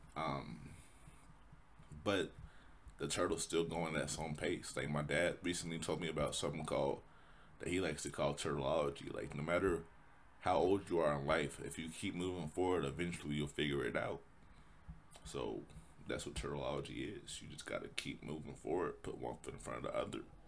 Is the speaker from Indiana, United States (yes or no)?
yes; Indianapolis, Indiana, United States; Born and raised in Indy, Indianapolis, Indiana